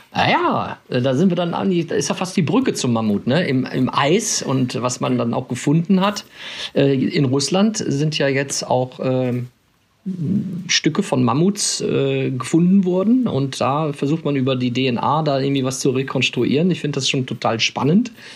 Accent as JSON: {"language": "German", "town": "Krefeld", "region": "North Rhine-Westphalia", "country": "Germany", "tie": "born or raised there", "said": "Ich bin in Krefeld groß geworden, das ist ja der Niederrhein"}